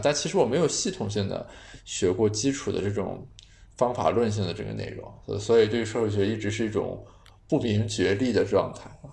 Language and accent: Chinese; China; 我们中国人